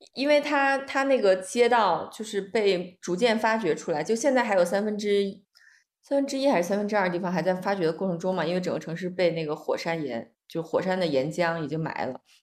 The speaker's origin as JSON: {"language": "Chinese", "country": "China", "said": "作为一个，一个中国人"}